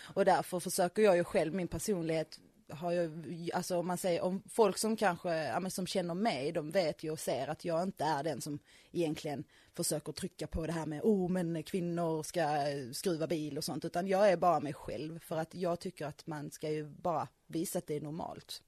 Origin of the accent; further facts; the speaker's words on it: Skåne, Sweden; moved away as an adult; now in Östergötland, Sweden; Jag är ju faktiskt uppvuxen i Skåne